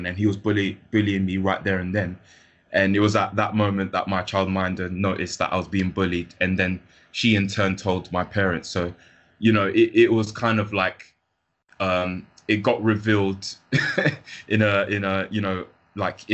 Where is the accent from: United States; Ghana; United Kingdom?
United Kingdom; London; I grew up in London.